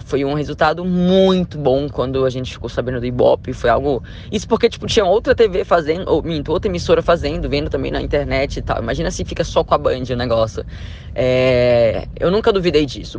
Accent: Macapá, Amapá, Brazil; moved away; Eu saí lá de Macapá

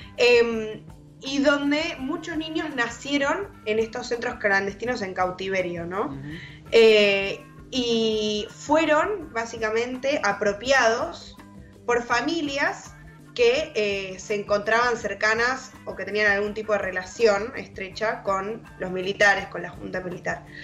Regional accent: Argentina

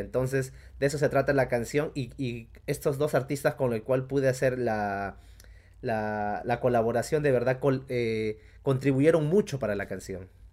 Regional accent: Uripa, Apurímac, Peru; also born or lived in Cusco; de mi pueblo allá en Uripa, en Apurímac

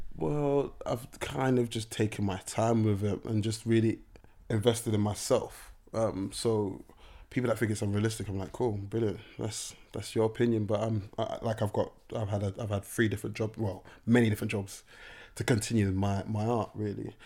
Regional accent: Nigeria; being Nigerian

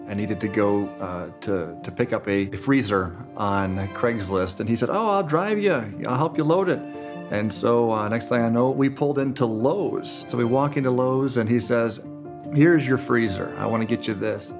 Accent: Wisconsin, United States; growing up in Wisconsin

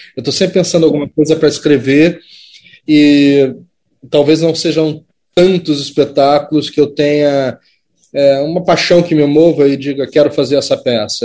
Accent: Brazil; enquanto cidadão, enquanto brasileiro

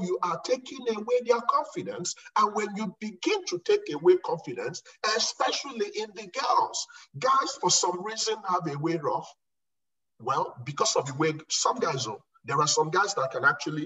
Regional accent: Nigeria; moved away as an adult; also born or lived in Okofia; now in United States; I saw hell as a kid growing up in Nigeria

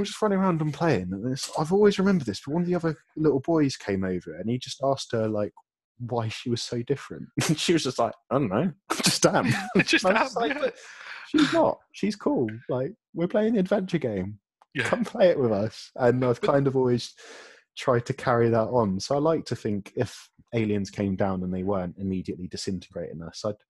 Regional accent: Chatham, South East England, United Kingdom; I grew up in Chatham in Kent

